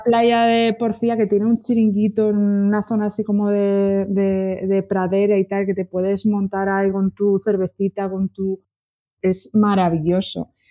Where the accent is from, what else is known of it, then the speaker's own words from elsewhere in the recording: Burgos, Castile and León, Spain; soy de Burgos